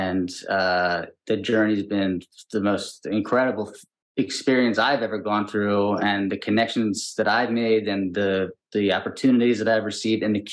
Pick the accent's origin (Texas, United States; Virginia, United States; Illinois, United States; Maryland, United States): Maryland, United States; Pikesville; moved away as an adult; also born or lived in Baltimore, Maryland; now in Los Angeles, United States; I'm from Pikesville originally